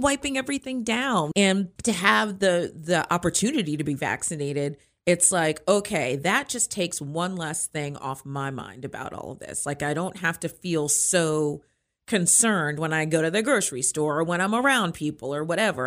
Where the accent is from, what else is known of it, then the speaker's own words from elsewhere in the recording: Hyattsville, Maryland, United States; now in Frederick, United States; I'm from Frederick, Maryland, actually originally from Hyattsville, Maryland, um, but live in Frederick and have for many years